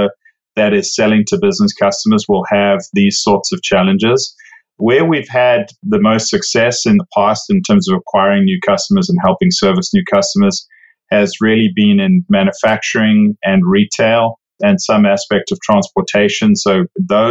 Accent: South Africa; moved away as an adult; now in Overland Park, United States; I actually, as you can probably tell from the accent, didn't grow up in the US. I grew up in South Africa.

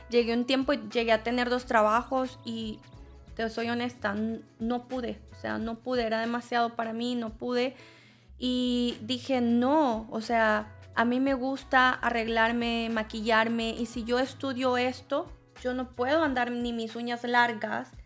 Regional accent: El Salvador; now in United States; yo vengo de El Salvador

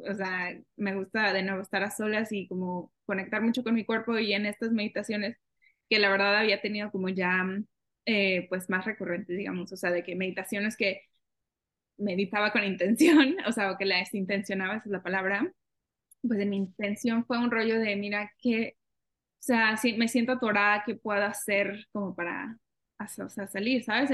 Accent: Mexico; now in Canada; una mexicana viviendo en Canadá

